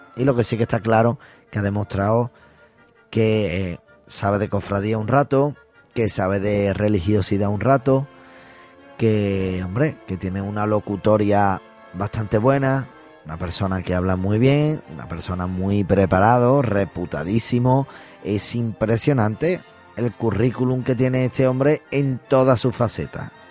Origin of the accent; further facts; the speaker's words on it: Seville, Andalusia, Spain; me considero cofrade, sevillano, cristiano también